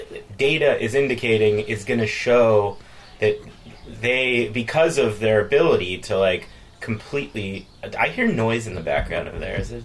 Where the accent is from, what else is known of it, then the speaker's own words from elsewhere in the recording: San Diego, California, United States; because growing up in San Diego, you just, like, heard a lot about him.